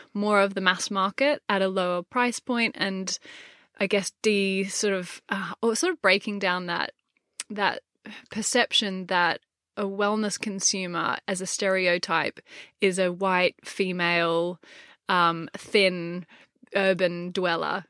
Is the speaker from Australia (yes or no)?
yes; Gold Coast, Queensland, Australia; moved away as an adult; now in London, United Kingdom; I grew up on the Gold Coast